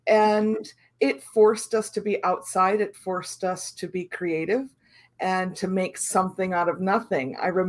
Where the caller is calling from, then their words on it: Illinois, United States; I'm in Central Illinois.